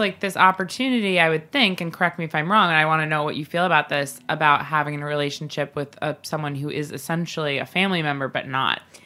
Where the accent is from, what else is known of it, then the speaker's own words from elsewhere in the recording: Long Island, New York, United States; both Bobby and I grew up on Long Island